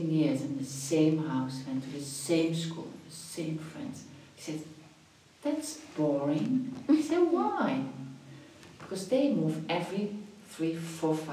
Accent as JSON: {"language": "English", "town": "Venlo", "region": "Limburg", "country": "Netherlands", "tie": "born or raised there", "also_born_or_lived": "Croatia / Morocco / Paris, France", "moved": "as an adult", "lives_now": "Switzerland", "said": "I was born in Venlo, it's a, it's a city, not big, something like Lausanne. Mm -hmm. And I've been there till I went to university, till I was 18 years old."}